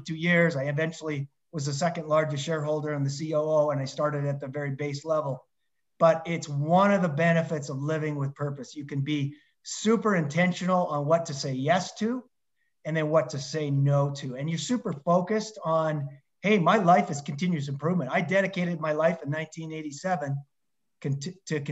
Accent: Lethbridge, Alberta, Canada; moved away; I applied for a university job to teach back in my hometown of Lethbridge, Alberta, Canada.

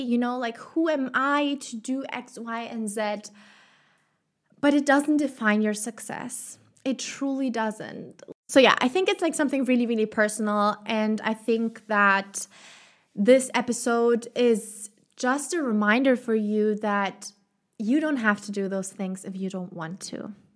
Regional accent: Germany; moved away as an adult; now in Chile; my home country, in Germany

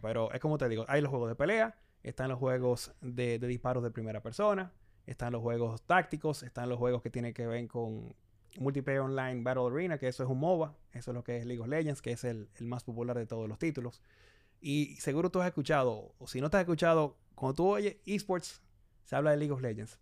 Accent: Santo Domingo, Distrito Nacional, Dominican Republic; yo nací acá en Santo Domingo, mucha gente piensa que yo nací en Canadá. No, yo no nací en Canadá, nací en República Dominicana, eh, me crié acá también

